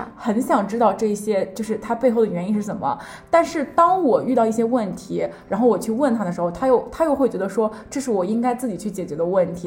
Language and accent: Chinese; Shandong, China; moved away as an adult; now in Warwick, United Kingdom; 我呢，初中呢是一个非常非常普通的，就是在山东的一个这样子公立学校